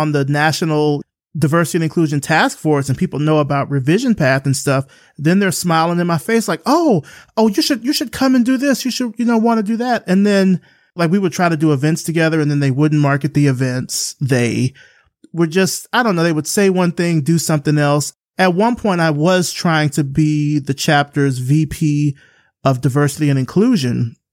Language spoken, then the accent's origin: English; Selma, Alabama, United States; moved away; I grew up in Selma. Selma is fifty miles away from Montgomery.